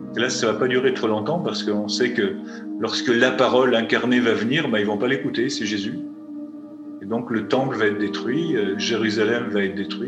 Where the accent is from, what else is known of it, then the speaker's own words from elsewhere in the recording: France; je suis français